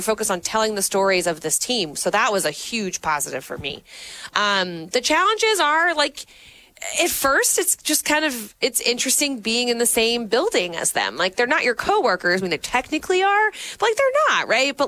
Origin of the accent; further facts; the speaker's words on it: New Orleans, Louisiana, United States; now in Minneapolis, United States; I'm from New Orleans